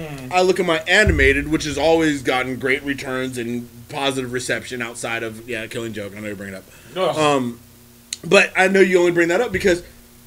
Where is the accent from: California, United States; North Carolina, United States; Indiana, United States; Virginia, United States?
California, United States; San Francisco; moved away; I got a birth certificate say San Francisco, California